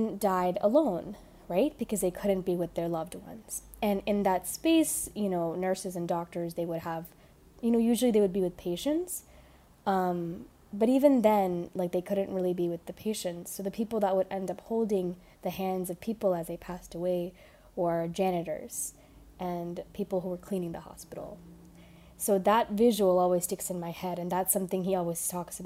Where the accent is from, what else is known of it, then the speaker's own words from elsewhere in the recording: Houston, Texas, United States; I was born in Houston, Texas